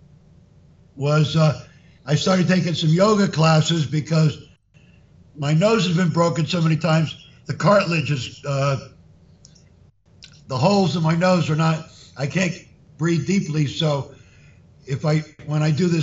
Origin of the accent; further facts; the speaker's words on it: Miami, Florida, United States; I grew up in Miami in the Fifth Street Gym where Ali and Jimmy Ellis and Larry Holmes were since I was 11